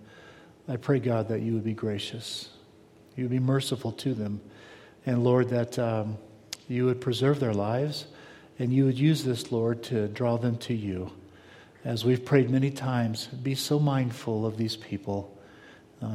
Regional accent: South Florida, United States; moved away; when I was a kid, I grew up in South Florida

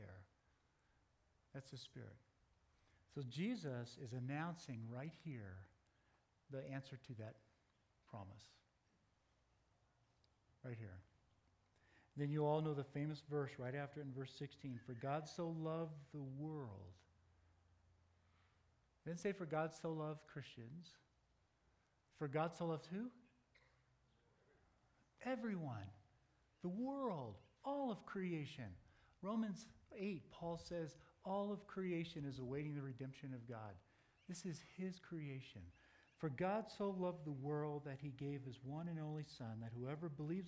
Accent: United States; I'm proud to be an American

